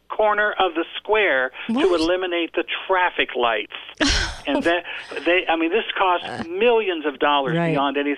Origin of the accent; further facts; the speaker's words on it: Ohio, United States; my hometown in Ohio has a square around in the center of town